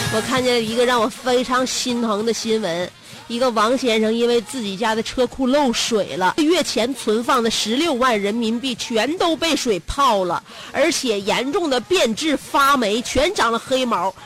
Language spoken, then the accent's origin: Chinese; China; 因为我们中国人呢，有就是饭桌上教育孩子这个习惯和特点